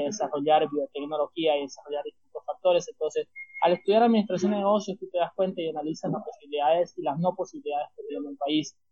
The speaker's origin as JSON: {"language": "Spanish", "town": "Santa Cruz de la Sierra", "region": "Santa Cruz", "country": "Bolivia", "said": "estudiante boliviano"}